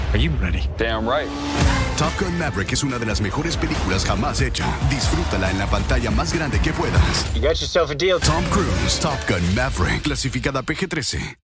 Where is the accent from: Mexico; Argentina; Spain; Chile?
Argentina; now in New York, United States; vivo en Nueva York y soy argentina